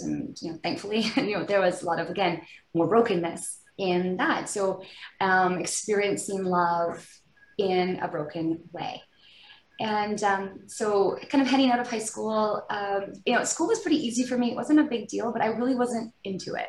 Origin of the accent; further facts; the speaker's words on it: outside Vancouver, British Columbia, Canada; I grew up in British Columbia, kind of just outside of Vancouver